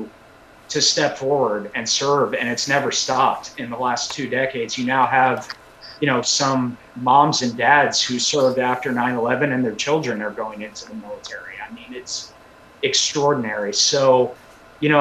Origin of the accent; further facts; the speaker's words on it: Northern Virginia, United States; moved away as an adult; also born or lived in Columbus, Georgia; I'm from Northern Virginia, and moving to Columbus straight out of college